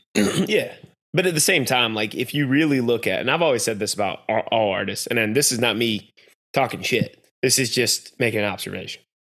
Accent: North Carolina, United States; we're from North Carolina

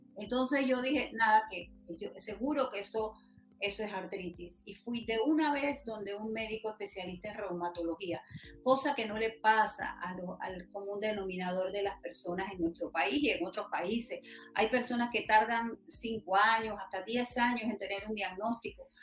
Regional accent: Macaracas, Los Santos, Panama; yo nací en Macaracas, provincia de Los Santos

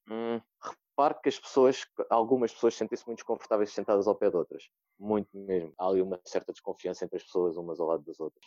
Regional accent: Odivelas, Lisbon, Portugal; tenho 25 anos, sou de Odivelas

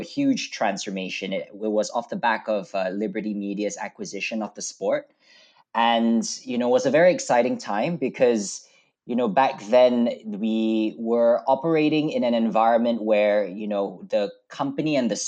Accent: Malaysia; moved away as an adult; now in United Kingdom; I grew up in Malaysia, so I'm a Malaysian boy. I came over to the UK for university

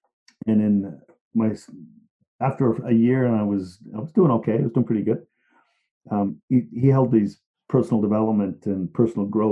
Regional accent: Liverpool, North West England, United Kingdom; moved away; I'm from Liverpool

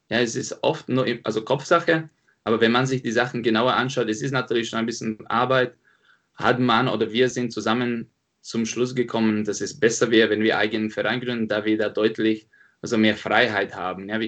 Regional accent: Slovakia; now in Munich, Germany; Genau, also ich komme ursprünglich aus der Slowakei, bin jetzt schon seit sieben Jahren in München.

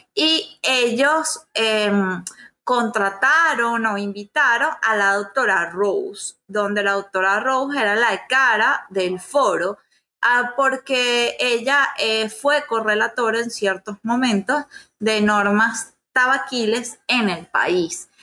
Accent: Venezuela; en mi país

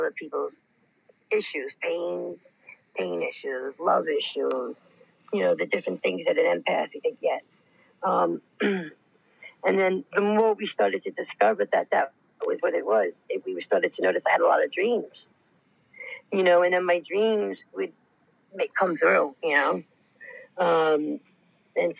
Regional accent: New York City, New York, United States; being the New Yorker in me and the Bronx girl in me

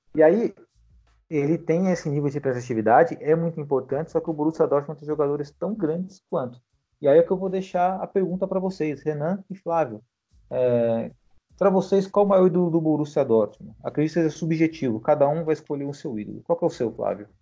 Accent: Brazil; os brasileiros não temos, né, tanta familiaridade com a língua alemã

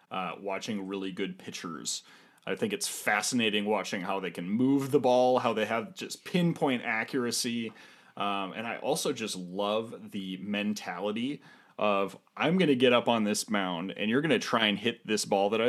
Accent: Minnesota, United States; as a Minnesotan.

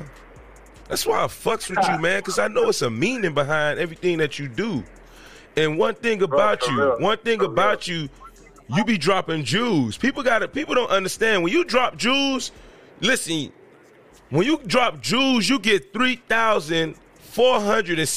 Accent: Miami, Florida, United States; I'm from Miami

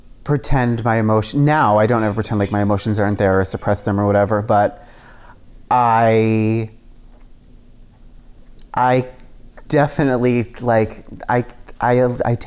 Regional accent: New York, United States; I'm Italian, and I was, like, I grew up in New York

